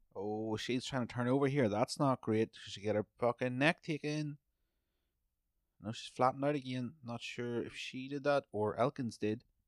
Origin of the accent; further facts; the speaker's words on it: Ireland; also born or lived in British Columbia; now in Canada; I come from Ireland